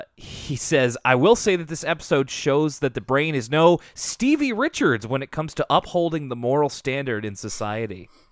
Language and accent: English; Minnesota, United States; Also, as a Minnesotan, I can relate to the Blizzard's weird weather and bad weathermen.